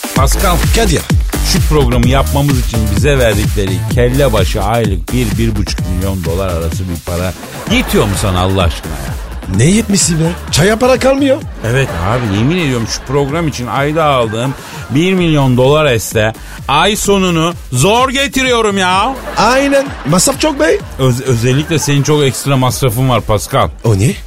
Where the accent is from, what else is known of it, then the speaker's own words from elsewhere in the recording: Elazığ Province, Turkey; Elazığ'ın, yani benim memleketimin